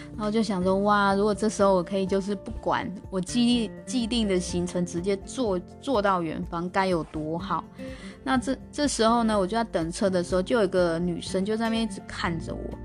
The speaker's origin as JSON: {"language": "Chinese", "country": "Taiwan", "said": "我台湾来的"}